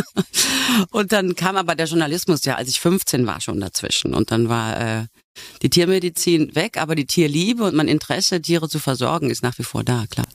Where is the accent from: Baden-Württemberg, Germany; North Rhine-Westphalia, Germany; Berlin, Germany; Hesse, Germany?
North Rhine-Westphalia, Germany; Ich komme vom Niederrhein